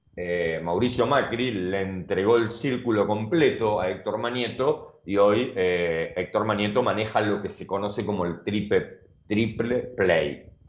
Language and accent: Spanish; Argentina; la solidaridad que nos caracteriza como argentinos